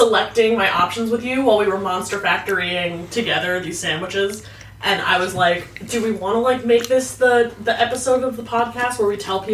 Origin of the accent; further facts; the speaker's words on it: Pennsylvania, United States; moved away as an adult; now in Massachusetts, United States; as a person who grew up in Pennsylvania